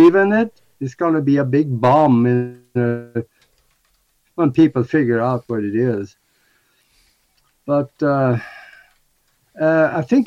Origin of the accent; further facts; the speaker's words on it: Norway; moved away; my hometown back in Norway